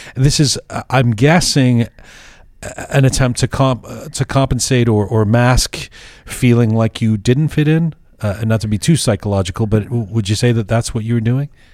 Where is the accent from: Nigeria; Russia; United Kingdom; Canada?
United Kingdom; England; moved away; when I was growing up in England, they called me …